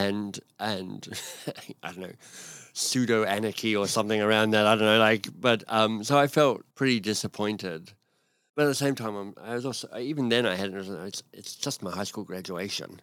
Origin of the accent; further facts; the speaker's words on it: Canberra, Australian Capital Territory, Australia; moved away as an adult; now in Canada; I live in Canada, but I grew up in Australia, in Canberra, and, um, had a very happy childhood.